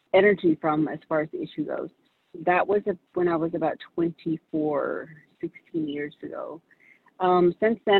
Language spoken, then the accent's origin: English; Big Mountain and Forest Lake area, Arizona, United States; also born or lived in Kansas; I'm from the Navajo Nation, an area called Big Mountain and Forest Lake area